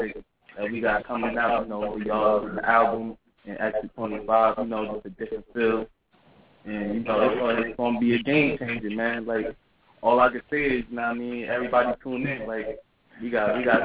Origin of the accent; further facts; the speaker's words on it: North New Jersey, United States; I'm from North New Jersey